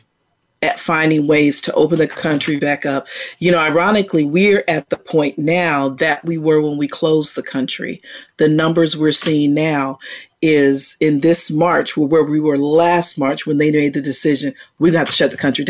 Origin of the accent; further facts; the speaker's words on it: Virginia, United States; now in Texas, United States; I grew up in Virginia.